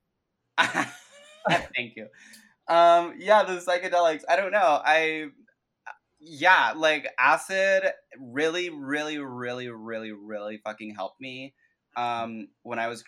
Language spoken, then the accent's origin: English; New York, United States; growing up in New York